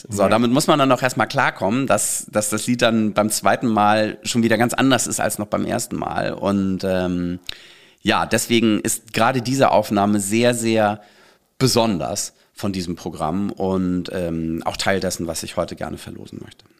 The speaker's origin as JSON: {"language": "German", "town": "Bad Schwartau", "region": "Schleswig-Holstein", "country": "Germany", "tie": "born or raised there", "also_born_or_lived": "Berlin", "moved": "yes", "said": "in Bad Schwartau, wo ich aufgewachsen bin"}